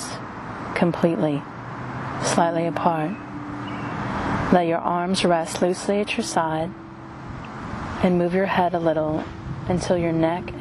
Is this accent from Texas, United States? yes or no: yes; Texas, United States; Growing up in the South in Texas, I have survived many hurricanes.